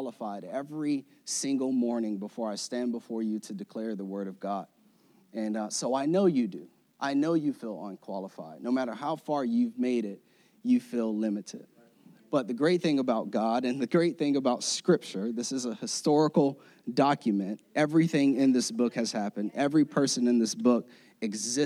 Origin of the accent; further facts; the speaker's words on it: Florida, United States; I'm from Florida